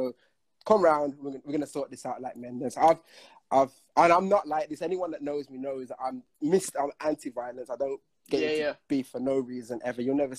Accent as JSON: {"language": "English", "town": "Manchester", "region": "North West England", "country": "United Kingdom", "said": "I'm from Manchester."}